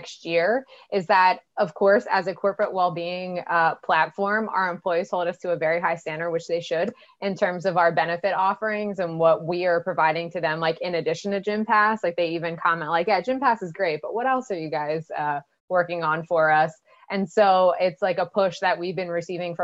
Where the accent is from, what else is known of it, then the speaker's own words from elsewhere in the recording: United States; as an American